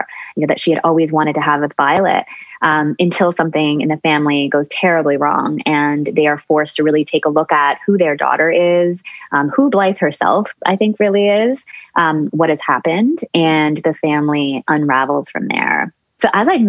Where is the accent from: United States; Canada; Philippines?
Canada; Newmarket, Ontario; I grew up just outside of Toronto in a suburb called Newmarket